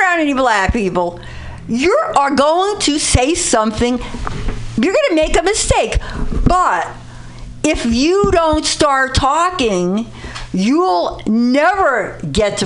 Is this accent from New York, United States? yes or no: yes; New York City, New York, United States; I grew up in the Bronx in a very lower working class background.